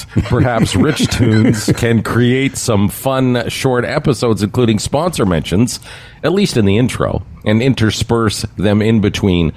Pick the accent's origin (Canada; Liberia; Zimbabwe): Canada; Brampton, Ontario; my hometown of Brampton.